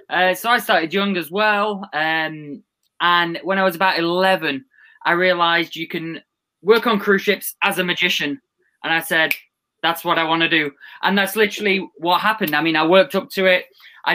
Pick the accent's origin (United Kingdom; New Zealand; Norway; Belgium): United Kingdom; England; I am from England.